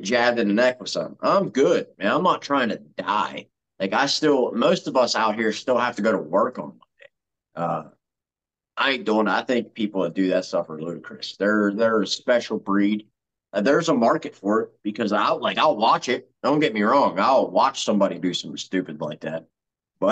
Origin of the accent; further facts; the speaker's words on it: Uniontown, Pennsylvania, United States; Uniontown, Pennsylvania, my hometown